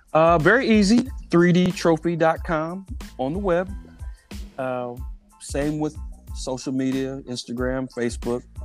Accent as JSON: {"language": "English", "town": "Indianapolis", "region": "Indiana", "country": "United States", "tie": "born or raised there", "also_born_or_lived": "Washington Township, Indianapolis", "moved": "as an adult", "lives_now": "Carmel, United States", "said": "I grew up really relatively close to 3D Trophy, right off of 34th and Bancroft. Uh, so I'm I'm an East Sider for life"}